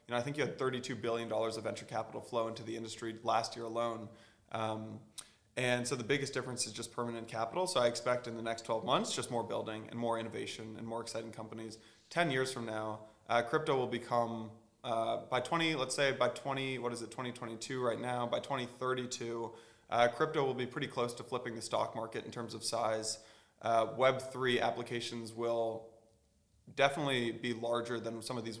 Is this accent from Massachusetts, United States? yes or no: no; California, United States; moved away as an adult; also born or lived in Atlanta / New York; I'm from California